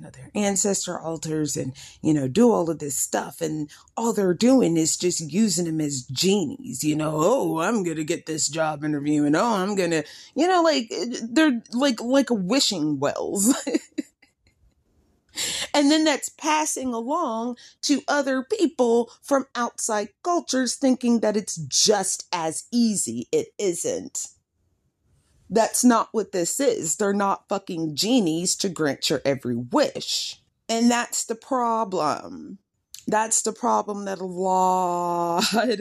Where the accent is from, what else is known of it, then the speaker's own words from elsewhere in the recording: United States; we as African Americans